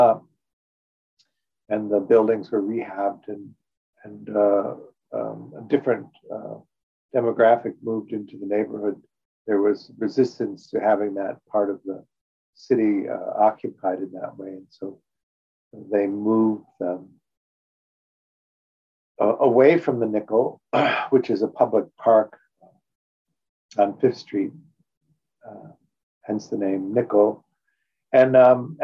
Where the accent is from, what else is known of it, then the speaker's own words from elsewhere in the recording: Chicago, Illinois, United States; also born or lived in New York; now in Los Angeles, United States; When I grew up in Chicago